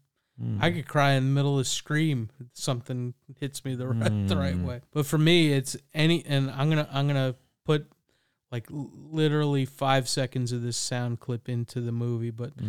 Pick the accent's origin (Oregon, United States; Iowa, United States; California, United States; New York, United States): New York, United States; I have memories of scary movies because, again, I grew up in the New York area, and we had Chiller Theater and a lot of those kinds of things on Friday nights.